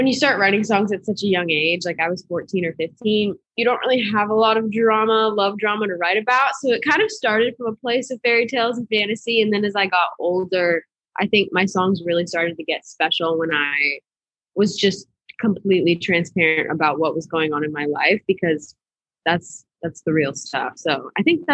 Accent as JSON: {"language": "English", "town": "Boston", "region": "Massachusetts", "country": "United States", "tie": "born or raised there", "moved": "as an adult", "lives_now": "Nashville, United States", "said": "I'm from Boston, Massachusetts. So I grew up in a little suburb outside of the city, about like 20 minutes"}